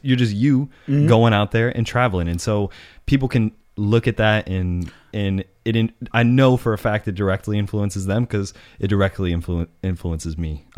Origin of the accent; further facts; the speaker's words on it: New York City, New York, United States; Keep in mind, we're also from New York City.